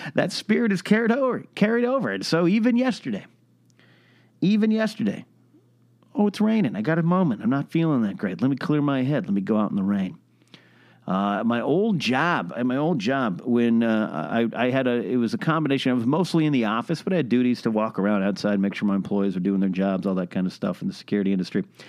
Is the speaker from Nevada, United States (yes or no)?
no; Arroyo Grande, California, United States; moved away; my hometown, my home area, Pismo Beach, Arroyo Grande, San Luis, we call ourselves the Central Coast